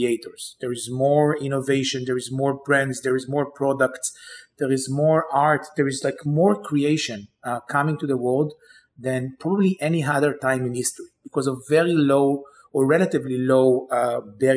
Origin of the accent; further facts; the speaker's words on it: Israel; moved away as an adult; now in New York, United States; I grew up in Israel, always dreamt about kind of the day I'll come to New York